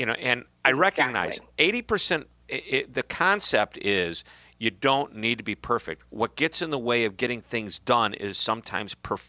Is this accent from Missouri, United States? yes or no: yes; St. Louis, Missouri, United States; I'm from St. Louis